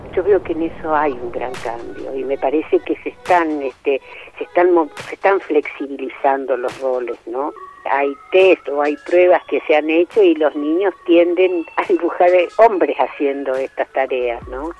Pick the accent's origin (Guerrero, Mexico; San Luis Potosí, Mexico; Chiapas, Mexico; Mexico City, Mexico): Mexico City, Mexico; soy de la Ciudad de México